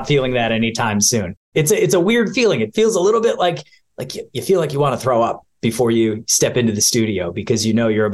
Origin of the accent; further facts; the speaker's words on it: Rocky River, Ohio, United States; moved away as an adult; also born or lived in Boston; I grew up in a small town outside of Cleveland, Ohio. It's called Rocky River.